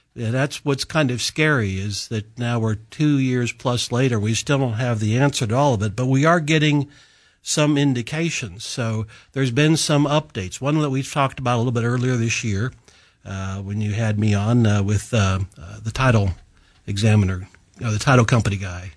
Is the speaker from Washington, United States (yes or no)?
no; Illinois, United States; moved away; I grew up in Illinois